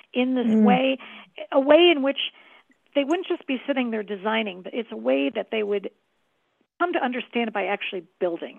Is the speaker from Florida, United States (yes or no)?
no; Chicago, Illinois, United States; I was being born and raised in Chicago